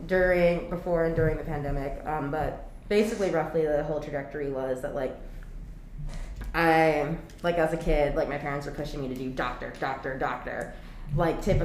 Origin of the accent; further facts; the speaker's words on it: Worcester, Massachusetts, United States; moved away as an adult; now in New York, United States; I was born and raised in Worcester, Massachusetts